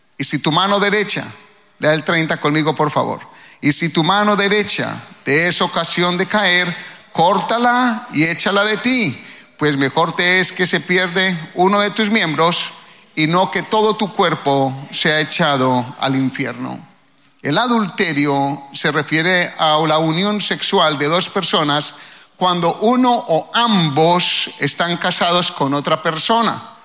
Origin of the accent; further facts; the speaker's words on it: Colombia; now in United States; al menos de donde yo vengo